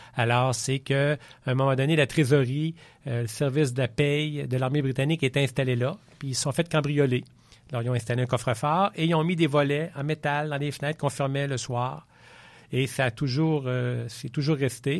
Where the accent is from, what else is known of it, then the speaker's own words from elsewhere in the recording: Quebec City, Quebec, Canada; Je suis né à Québec